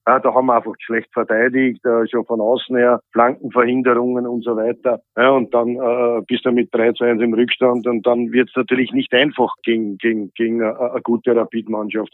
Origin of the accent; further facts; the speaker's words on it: Austria; hier bei uns in Österreich